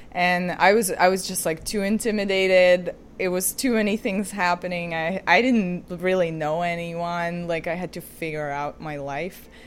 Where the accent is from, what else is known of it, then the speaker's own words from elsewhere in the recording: Ukraine; moved away as an adult; now in New York, United States; I'm originally from Ukraine, and I moved to New York when I was eighteen.